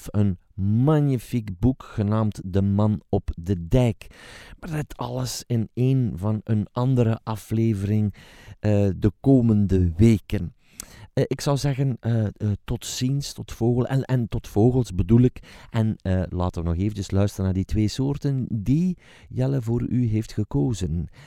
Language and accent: Dutch; Hilversum, North Holland, Netherlands; wij komen dus uit Hilversum